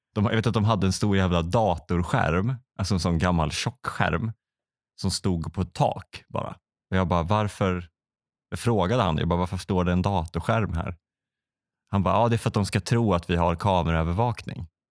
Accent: Västra Götaland, Sweden; det fanns i grannstan där jag växte upp, Åmål

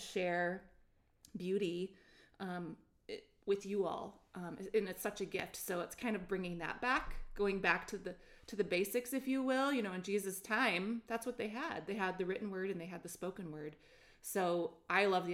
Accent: Ann Arbor, Michigan, United States; I grew up in Ann Arbor, Michigan

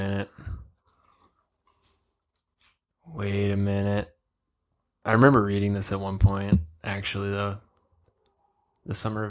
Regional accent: Midwest, United States; Growing up in the Midwest

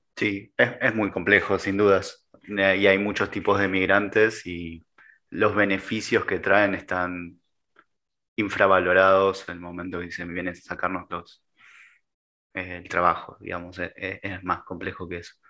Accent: Argentina; soy argentino

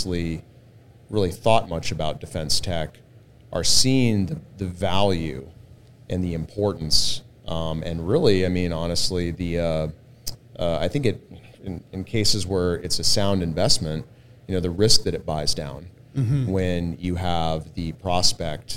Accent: Austin, Texas, United States; also born or lived in San Diego; now in San Antonio, United States; I was originally from Austin.

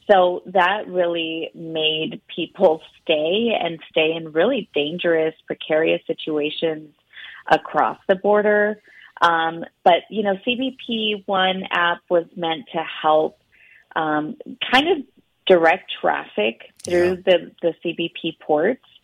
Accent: United States; born there; English is a second language; even though I've lived in this country, was born in this country. I spoke no English when it was time for me to enroll into pre K.

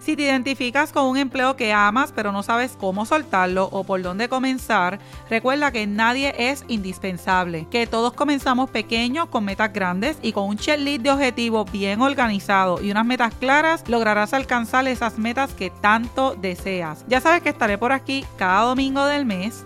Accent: Puerto Rico; soy de Puerto Rico

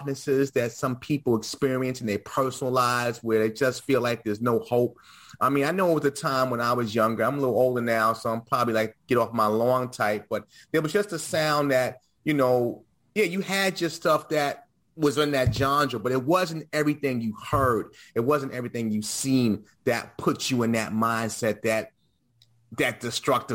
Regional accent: New York City, New York, United States; we're all from New York, whether we're from different boroughs or not

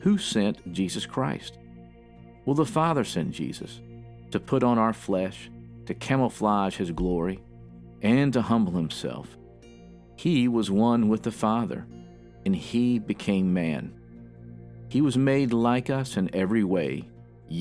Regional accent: the South, United States; accent: southern; my southern accent

